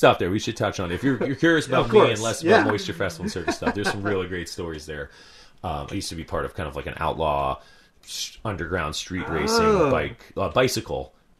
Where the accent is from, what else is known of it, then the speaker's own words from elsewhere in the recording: White Plains, New York, United States; moved away as an adult; also born or lived in Italy (ancestry); now in Portland, United States; I grew up in New York. Upstate? I grew up right around the New York City. Okay. White Plains.